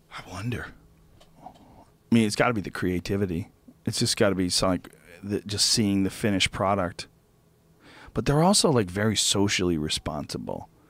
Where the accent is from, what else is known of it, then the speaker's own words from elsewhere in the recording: New Jersey, United States; I'm from Jersey